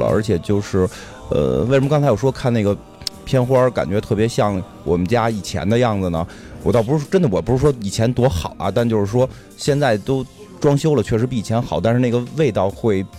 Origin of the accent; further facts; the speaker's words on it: Beijing hutongs, China; 因为咱们都是胡同里长大的，